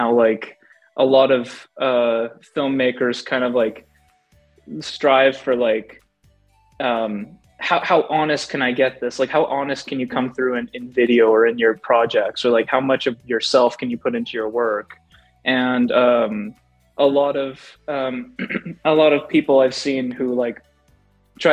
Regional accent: Edmonton, Alberta, Canada; I'm from Alberta, Canada

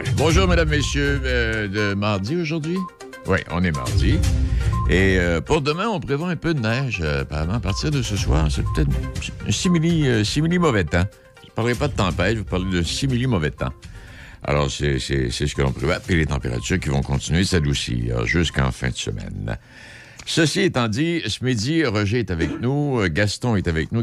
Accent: Rimouski, Quebec, Canada; chez nous à Rimouski

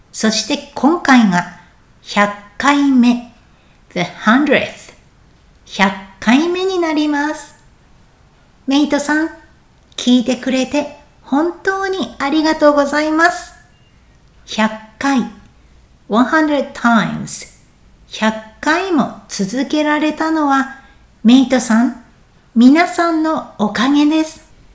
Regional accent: Japan; moved away; 私も今年は日本に帰りたいなぁと思っています

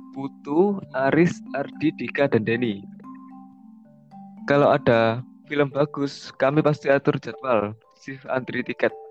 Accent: Surabaya, East Java, Indonesia; Iya, sama kita juga. Kita semua dari Surabaya.

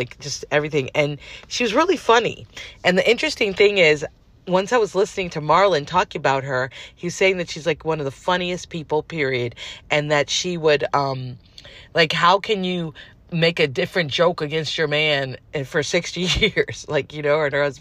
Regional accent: California, United States; moved away as an adult; also born or lived in New York City; I'm not a New Yorker, I'm a California girl

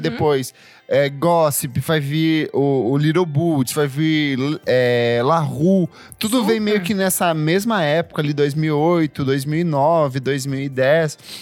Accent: interior of Paraná, Brazil; eu sou do interior do, do, do Paraná

